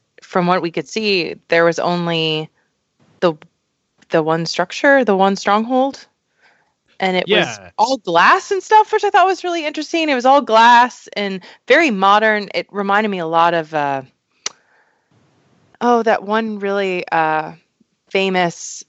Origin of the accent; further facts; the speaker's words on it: Hawaii, United States; I was raised in Hawaii